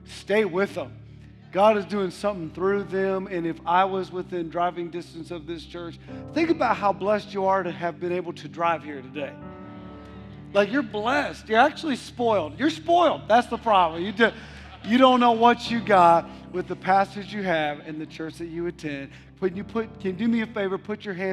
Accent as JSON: {"language": "English", "region": "Ohio", "country": "United States", "moved": "yes", "lives_now": "Mississippi, United States", "said": "I'm originally from Ohio"}